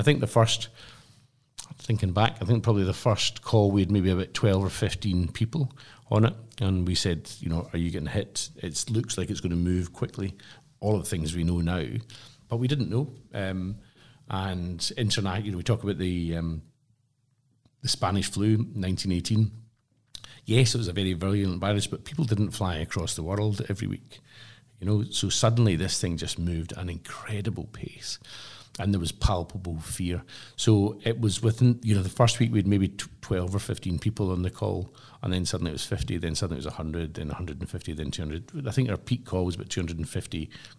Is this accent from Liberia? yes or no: no; Glasgow, Scotland, United Kingdom; what I'd say as a Glaswegian, it was such a socialist event.